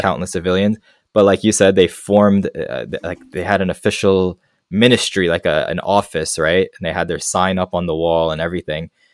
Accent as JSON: {"language": "English", "country": "Afghanistan", "moved": "yes", "said": "they'll say, \"Where are you from?\" And I tell them Afghanistan."}